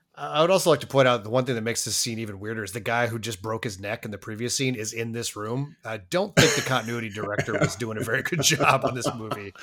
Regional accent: Colorado, United States; I was born in Colorado

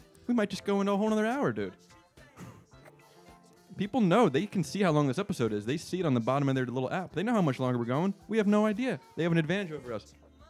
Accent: United States; also born or lived in Switzerland; I'm actually American myself, but I'm also Swiss.

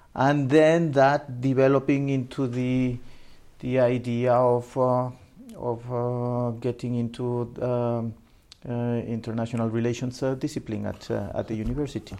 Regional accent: Mexico City, Mexico; also born or lived in Minatitlan, Veracruz, Mexico; I was born in Mexico City, ah, Mexico City. and uh, but uh, in my uh, my early years. Um, uh, were spent in the um, southern state of uh, Veracruz in, in Mexico. Veracruz, okay. And in fact, south of Veracruz in a city called Minatitlan, my um, very early years before moving back at the age of 9, 10 back to Mexico City where I spent the rest of, uh, of my life

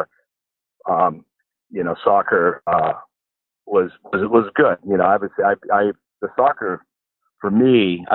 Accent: Victoria, British Columbia, Canada; moved away as an adult; also born or lived in Kitchener, Ontario / Ottawa, Ontario; back when I grew up in Canada, Victoria, British Columbia

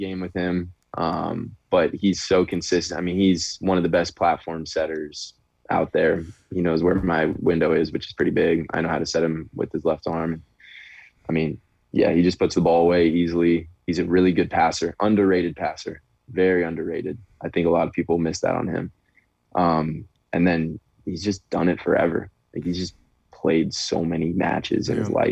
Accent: Chicago, Illinois, United States; moved away; I'm from Chicago as well originally

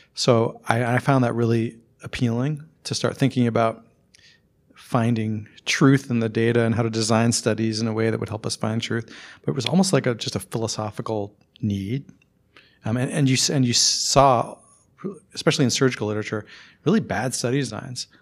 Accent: Randolph, Vermont, United States; moved away; I'm from Randolph, Vermont, which is pretty close to here, actually

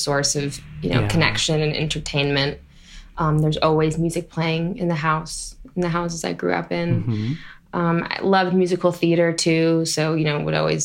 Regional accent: Topanga Canyon, California, United States; I grew up in Topanga Canyon

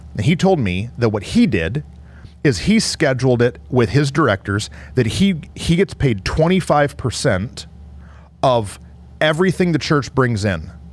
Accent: Michigan, United States; I'm from Michigan

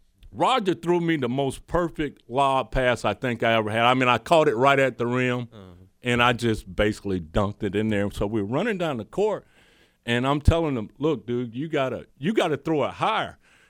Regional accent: the South, United States; But I think growing up in the South, obviously, and just having an interaction, I couldn't have picked a better guy to come in with for my career

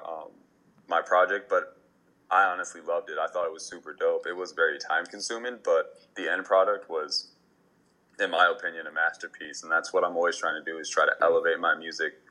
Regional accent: Minnesota, United States; also born or lived in East Coast; now in Los Angeles, United States; I'd like to say I'm homegrown from Minnesota, but was born on the East Coast. Came over to Minnesota, and now I'm out here

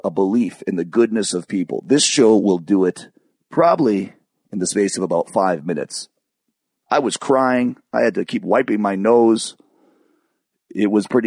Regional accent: Michigan, United States; also born or lived in California; I moved to Michigan

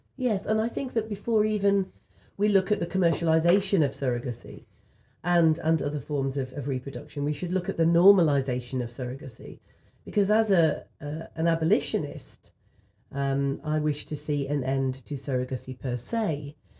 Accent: United Kingdom; in the U K where I'm from

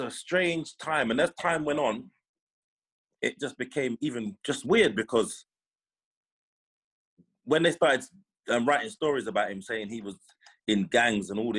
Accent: London, United Kingdom; I grew up Lee Green, so like Lewisham. Yeah. I grew up Lewisham, but Eltham's up the road.

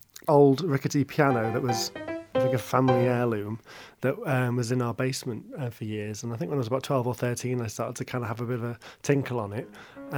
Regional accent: Shropshire, West Midlands, United Kingdom; also born or lived in Birkenhead; Well, I was born in Birkenhead. I lived there till I was eight and then I moved to the Shropshire countryside and then spent the rest of my youth, teenage years there, quite rural.

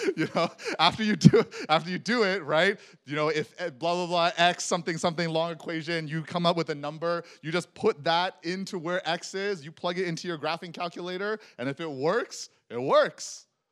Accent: Texas, United States; I grew up in Texas

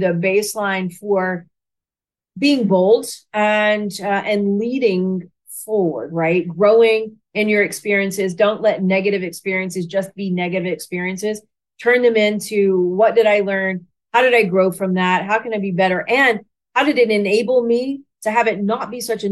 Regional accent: Watertown, Tennessee, United States; also born or lived in Lebanon, Tennessee / Memphis, Tennessee; I grew up in the Nashville, Tennessee area. So I was born in Lebanon, Tennessee, which is just east of Nashville. So grew up, went to high school there in a very small town called Watertown, Tennessee

